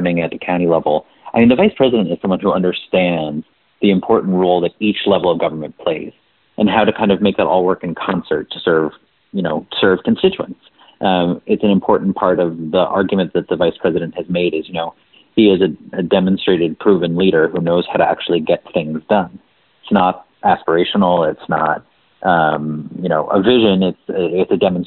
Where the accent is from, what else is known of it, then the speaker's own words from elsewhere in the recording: New Jersey, United States; I got to go on to work for my hometown congressman. from New Jersey